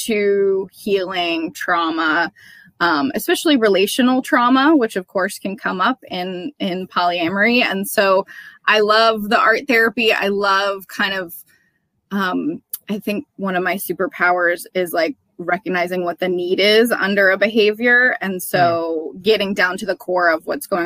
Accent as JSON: {"language": "English", "region": "Wisconsin", "country": "United States", "also_born_or_lived": "South Carolina / Arizona", "moved": "yes", "lives_now": "Cleveland, United States", "said": "I'm originally from Wisconsin"}